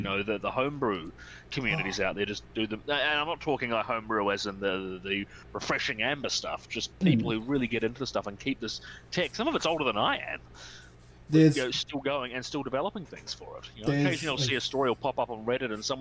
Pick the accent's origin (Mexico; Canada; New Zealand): New Zealand; now in Australia; I grew up in New Zealand, where Nintendo basically wasn't a thing